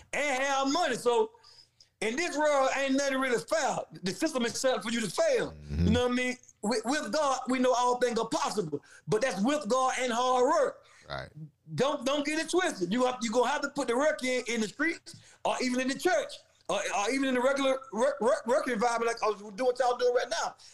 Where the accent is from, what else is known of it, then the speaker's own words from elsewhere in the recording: Valdosta, Georgia, United States; also born or lived in Atlanta, Georgia / Ohio; I'm from Valdosta, Georgia. Um, I'm a country boy who grew up in the streets.